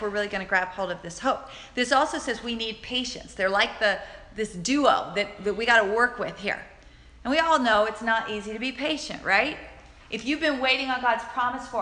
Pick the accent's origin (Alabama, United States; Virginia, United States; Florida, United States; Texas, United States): Alabama, United States; my little Alabama town